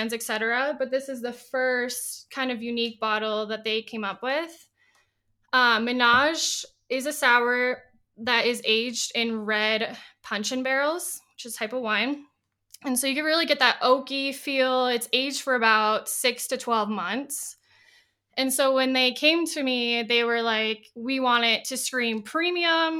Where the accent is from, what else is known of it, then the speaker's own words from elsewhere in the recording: Minneapolis, Minnesota, United States; I'm from the Twin Cities, Minnesota